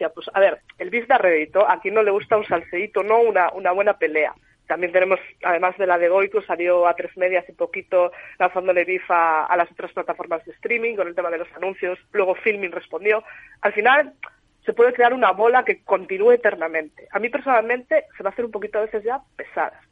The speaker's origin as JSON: {"language": "Spanish", "region": "Galicia", "country": "Spain", "said": "Y sé que me estoy coronando un poco como gallega, pero depende."}